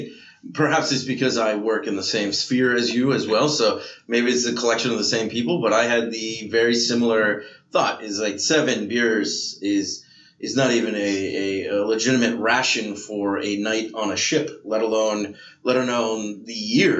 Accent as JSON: {"language": "English", "country": "Ireland", "said": "I think two is actually my maximum, but I'm Irish, so it just goes through me."}